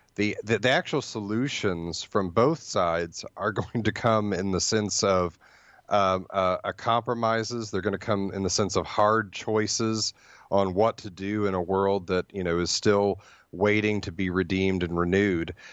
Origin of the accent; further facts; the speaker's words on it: Ohio, United States; now in Hillsdale, United States; I grew up in Ohio, so I, I am an Ohio State fan